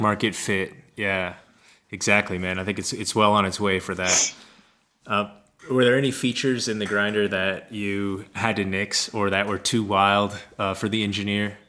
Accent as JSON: {"language": "English", "town": "Kansas City", "country": "United States", "also_born_or_lived": "Colorado / Minneapolis, Minnesota", "moved": "yes", "said": "originally, I'm from Kansas City, and kind of was bouncing around, and went out to Colorado and cultivated for a while before getting to Minneapolis"}